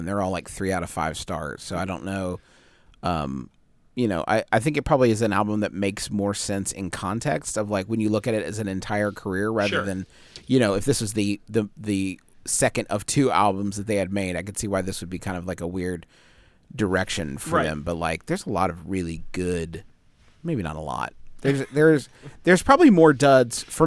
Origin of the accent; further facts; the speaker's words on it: Huntington, West Virginia, United States; I was born in Huntington, West Virginia